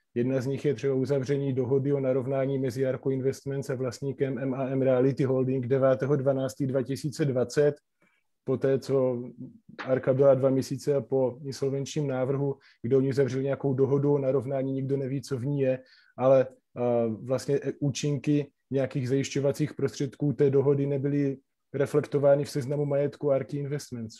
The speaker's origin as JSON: {"language": "Slovak", "country": "Slovakia", "moved": "yes", "lives_now": "Czech Republic", "said": "ja som český advokát, ale pochádzam teda zo Slovenska"}